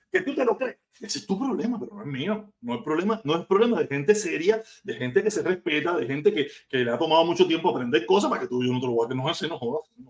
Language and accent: Spanish; Cuba; yo soy súper cubano, yo soy un cubanazo, un cubanazo que ama mi tierra